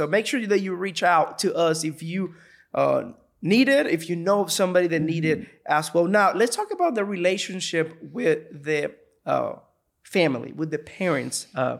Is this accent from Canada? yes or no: no; Puerto Rico; moved away; I can imagine, because when I moved here from Puerto Rico to here, it was a shock. Right. And I came with my family.